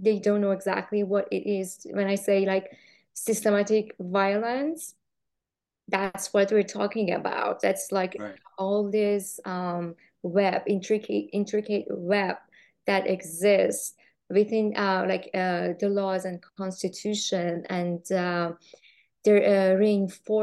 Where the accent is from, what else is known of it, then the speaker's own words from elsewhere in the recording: Iran; moved away as an adult; also born or lived in Los Angeles; I'm from Iran, and I lived in Iran for like 20, 30 years